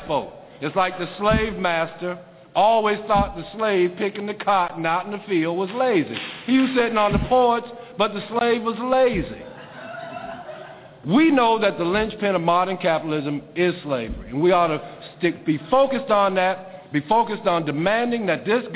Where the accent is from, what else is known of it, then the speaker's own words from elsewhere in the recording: South Carolina, United States; I grew up in South Carolina